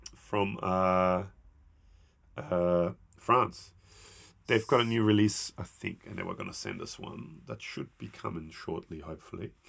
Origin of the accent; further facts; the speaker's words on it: Austria; I'm from Austria